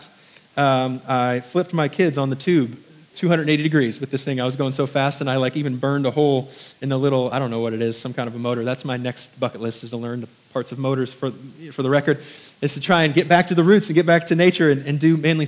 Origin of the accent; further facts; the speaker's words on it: Indiana, United States; moved away as an adult; also born or lived in New York; now in Southern United States; I was from New York for the first 10 years of my life and then Indiana, which is kind of country